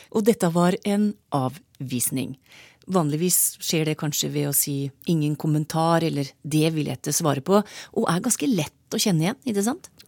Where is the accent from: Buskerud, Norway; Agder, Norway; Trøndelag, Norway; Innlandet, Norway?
Innlandet, Norway; Trysil; jeg kommer fra Trysil